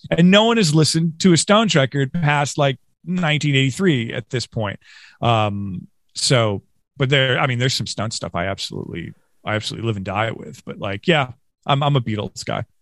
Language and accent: English; Western New York, United States; growing up in Western New York